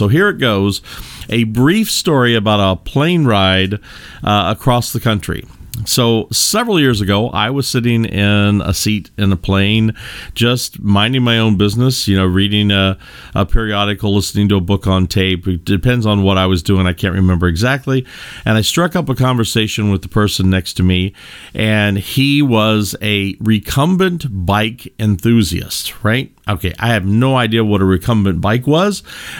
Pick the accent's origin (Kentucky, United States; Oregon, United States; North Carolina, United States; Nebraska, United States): Kentucky, United States; I come from the Midwest in the United States. I come from the great bluegrass state of Kentucky.